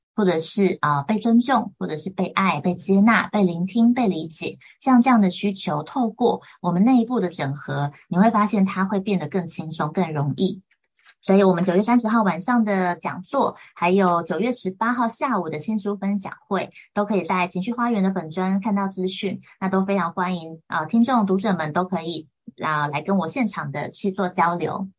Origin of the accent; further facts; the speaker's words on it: Taiwan; 我从小就是在眷村家庭长大，所以我跟家人的，呃，行事风格啊、性格等等都有很大的落差